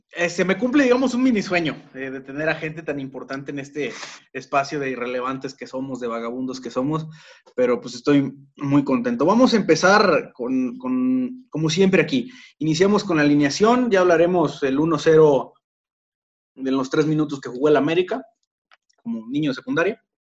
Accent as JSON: {"language": "Spanish", "town": "Guadalajara", "region": "Jalisco", "country": "Mexico", "said": "soy tapatío"}